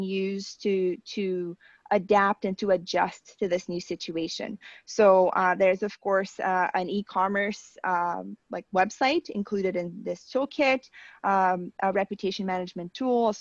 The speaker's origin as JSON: {"language": "English", "country": "Brazil", "moved": "yes", "lives_now": "Canada", "said": "my home country"}